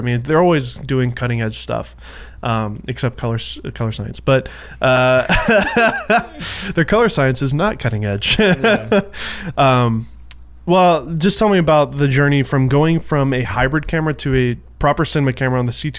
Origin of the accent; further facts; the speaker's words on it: Nashville, Tennessee, United States; now in California, United States; I say I'm from Nashville